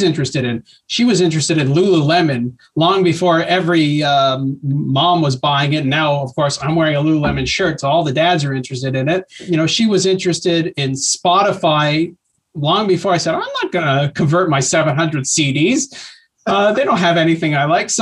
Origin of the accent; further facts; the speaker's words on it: Canada; as a Canadian